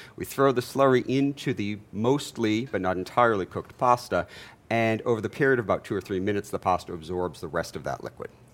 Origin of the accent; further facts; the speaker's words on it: Jamaica; now in Atlanta, United States; I'm from Jamaica